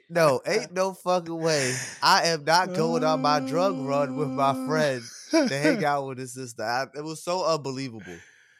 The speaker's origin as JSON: {"language": "English", "region": "East Coast", "country": "United States", "said": "we're from the East Coast"}